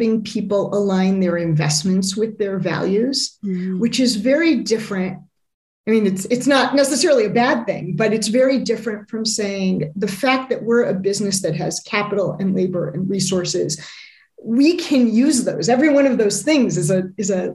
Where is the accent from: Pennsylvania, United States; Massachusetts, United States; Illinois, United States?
Illinois, United States; Chicago; I grew up in the Midwest, largely in the Chicago area